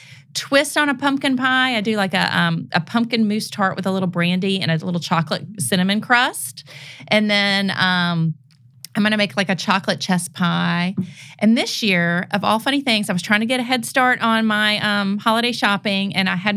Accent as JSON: {"language": "English", "town": "Memphis", "region": "Tennessee", "country": "United States", "tie": "born or raised there", "also_born_or_lived": "New Orleans", "said": "I was born in New Orleans, but I grew up here in Memphis."}